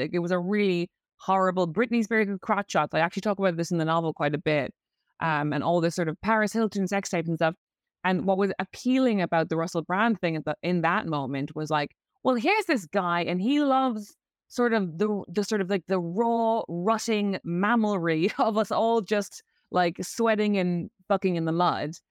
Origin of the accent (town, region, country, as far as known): Ireland; accent: Irish; moved away as an adult; also born or lived in London